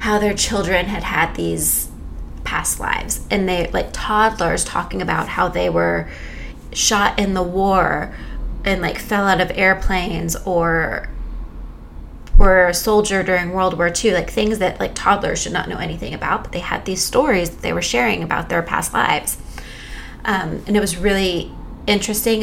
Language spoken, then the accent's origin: English; Texas, United States; moved away as an adult; also born or lived in France; I was born and raised in Texas